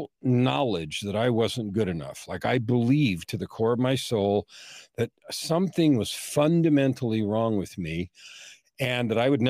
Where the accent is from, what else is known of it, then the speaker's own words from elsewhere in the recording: San Francisco, California, United States; I was born in San Francisco in 1955